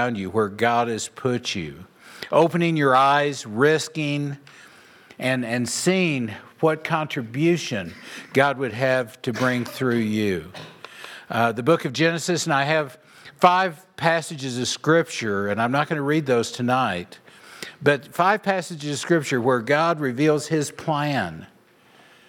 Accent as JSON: {"language": "English", "region": "Oklahoma", "country": "United States", "tie": "born or raised there", "moved": "as an adult", "lives_now": "Nebraska, United States", "said": "I moved from Oklahoma to Nebraska"}